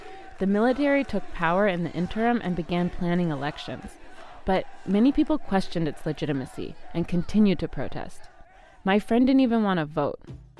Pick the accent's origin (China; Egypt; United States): Egypt; Cairo, Cairo Governorate; moved away as an adult; I grew up in Cairo